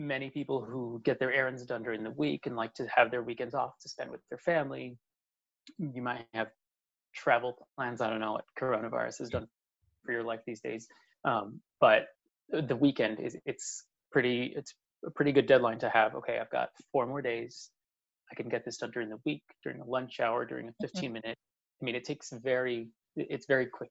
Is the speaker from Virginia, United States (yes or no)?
no; Texas, United States; also born or lived in Maryland; now in Washington, D.C., United States; I'm originally from Texas